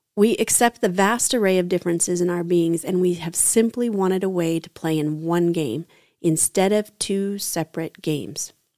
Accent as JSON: {"language": "English", "country": "United States", "said": "as an American white heterosexual woman."}